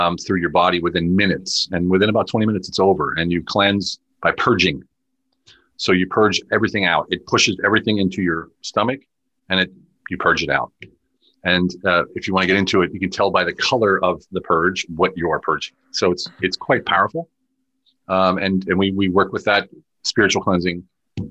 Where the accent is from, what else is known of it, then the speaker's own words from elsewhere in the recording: United States; moved away as an adult; now in Hungary; I'm an American combat veteran, as you said, living in Europe. I'm in Hungary currently